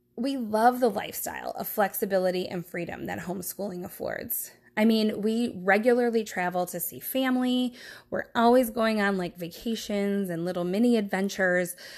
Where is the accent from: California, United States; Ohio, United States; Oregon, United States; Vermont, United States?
Ohio, United States; Brooklyn; moved away as an adult; also born or lived in Milwaukee, Wisconsin / East Coast; I grew up in Brooklyn, Ohio, which is a suburb of Cleveland